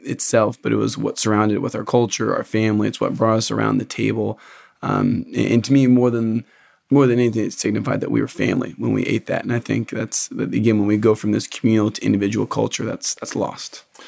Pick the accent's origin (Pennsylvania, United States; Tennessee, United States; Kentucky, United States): Kentucky, United States; Lexington; I'm from Central Kentucky, from Lexington, actually